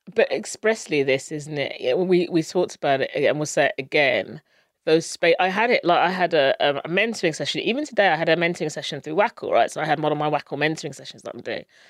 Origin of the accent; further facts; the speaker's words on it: Luton, East of England, United Kingdom; I grew up in Luton, which is a very multicultural town, and I went to school locally